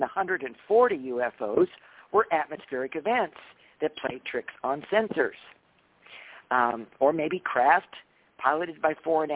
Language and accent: English; Mount Shasta, California, United States; I'm from Mount Shasta